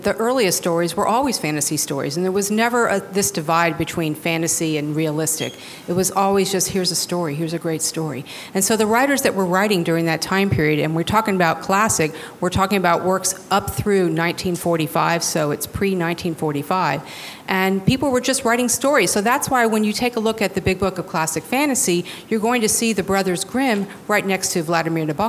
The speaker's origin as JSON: {"language": "English", "town": "Miami", "region": "Florida", "country": "United States", "tie": "born or raised there", "moved": "yes", "said": "I grew up here in Miami, so it's so nice to come back to my hometown"}